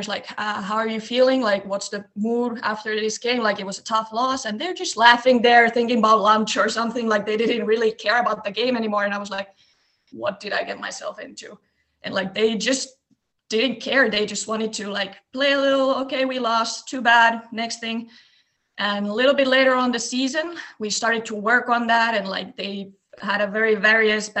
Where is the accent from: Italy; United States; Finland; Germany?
Finland; near Lappeenranta, Eastern Finland; I'm originally from Eastern Finland and a small town close to Lappeenranta. And when we were growing up, we did a lot of different sports